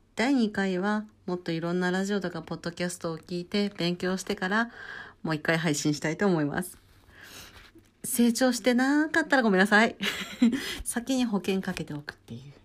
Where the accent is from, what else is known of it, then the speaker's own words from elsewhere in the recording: Hokkaido, Japan; 私北海道出身なので